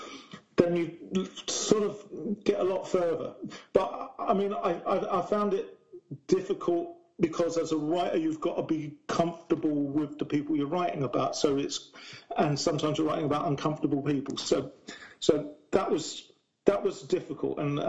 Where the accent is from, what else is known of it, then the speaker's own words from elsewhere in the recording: Essex, East of England, United Kingdom; now in Brighton, United Kingdom; I grew up in Essex, not in Basildon in Essex